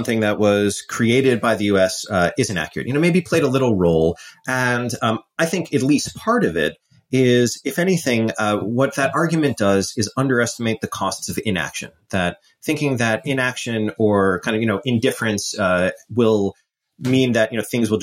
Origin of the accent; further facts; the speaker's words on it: New York, United States; I'm an American. I grew up in New York